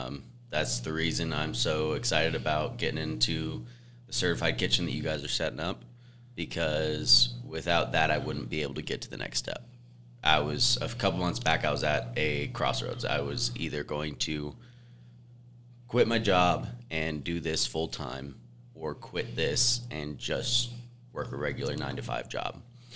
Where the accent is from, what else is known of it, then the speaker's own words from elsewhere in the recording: Idaho, United States; also born or lived in Kentucky / Tennessee / North Carolina; I grew up in Idaho, but moved around a lot. We lived in Idaho, Kentucky, Tennessee, North Carolina, and then finally moved over here to Wyoming.